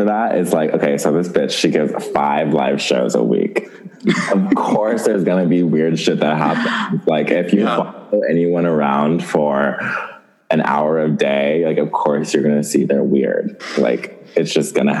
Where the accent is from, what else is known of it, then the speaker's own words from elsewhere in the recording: Southern California, United States; I'm from California, Southern California, born and raised